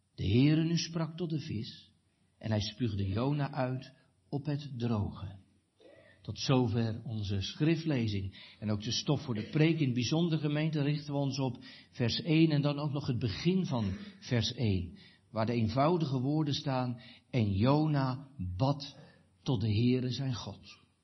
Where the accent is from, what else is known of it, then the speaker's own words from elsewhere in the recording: Katwijk, South Holland, Netherlands; moved away; in Katwijk aan Zee, waar ik vandaan kwam